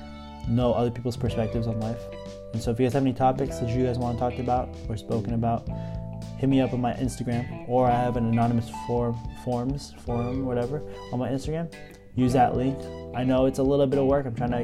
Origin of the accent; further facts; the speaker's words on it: Philippines; I'm Filipino.